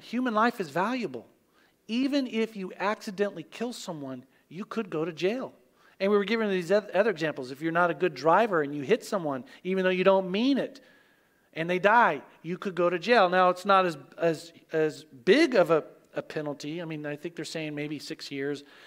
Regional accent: Oklahoma, United States; moved away; I grew up in Oklahoma

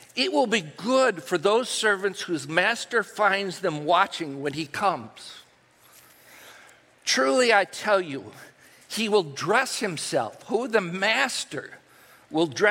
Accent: United States; those things that I grew up with and that I held dear as an American

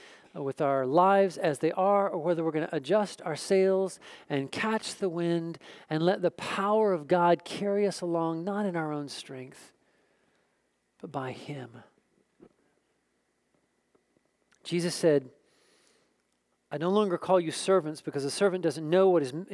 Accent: Oklahoma, United States; moved away; I grew up in Oklahoma

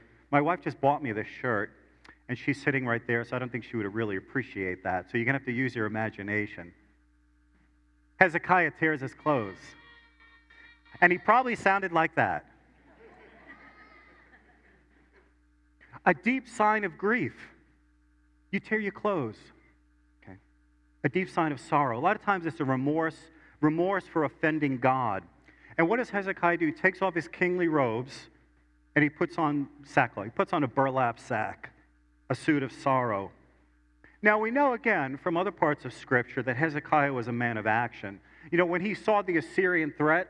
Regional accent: New York City, New York, United States; I was born in Brooklyn

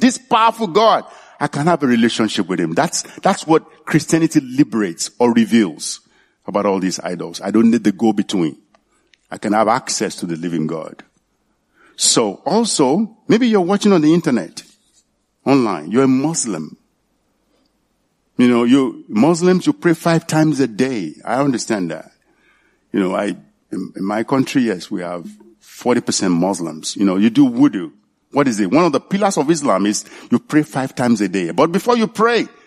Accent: Nigeria; moved away; in my hometown, it's in Leogbo. That's the name of my hometown

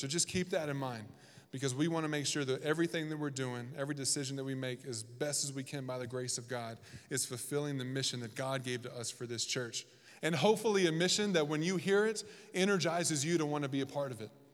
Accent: the South, United States; moved away as an adult; also born or lived in Washington, D.C.; now in Reno, United States; I'm from the South. We have pronunciations for everything that's incorrect.

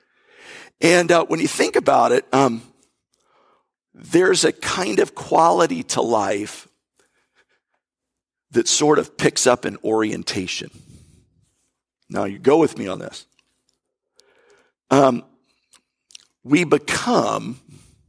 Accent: North Florida, United States; I'm from North Florida. My background is country in a way.

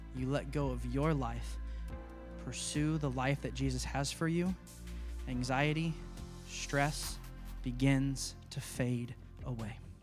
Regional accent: United States; we grew up in America

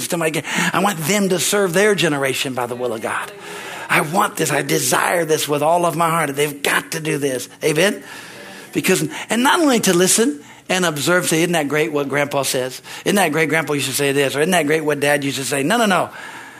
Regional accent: California, United States; moved away as an adult; also born or lived in Midwest; I came from California

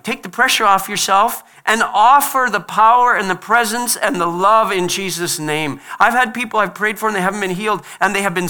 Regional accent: Liberia; born there; I was born in Liberia. My parents went to Liberia at a great cost.

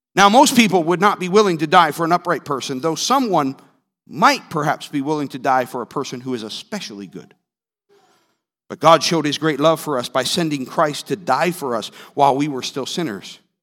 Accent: Northeast, United States; moved away; I'm from the Northeast

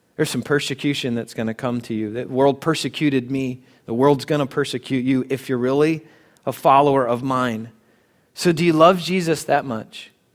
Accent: United States; as American Christians

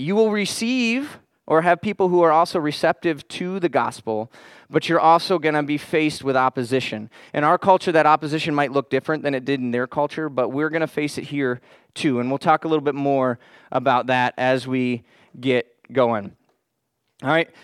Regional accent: Florida, United States; I grew up in Florida.

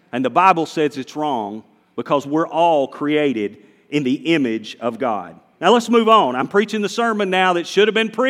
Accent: Walnut Cove?, North Carolina, United States; accent: Southern; I was born in Wahlberg, North Carolina, and this is how we talk in Wahlberg

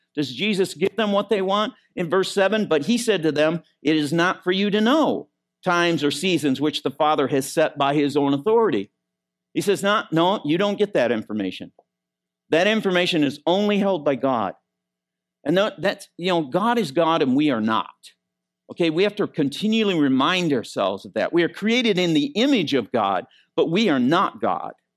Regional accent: Michigan, United States; moved away; I was raised in Michigan.

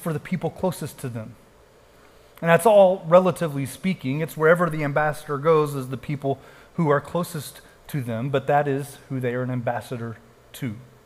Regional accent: Texas, United States; people would say, where are you from? And we would say, Texas

